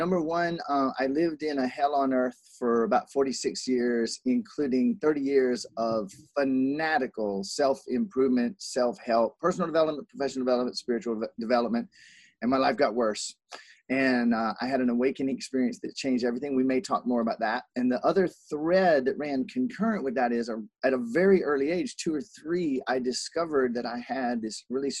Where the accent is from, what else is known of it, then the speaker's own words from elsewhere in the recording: South Carolina, United States; also born or lived in Columbus, Ohio; now in Hawaii, United States; But I was born in Columbus, Ohio. I lived in South Carolina most of my life, and I traveled almost nonstop. So I have 42 different accents. And now I've been in Hawaii now for 9 years.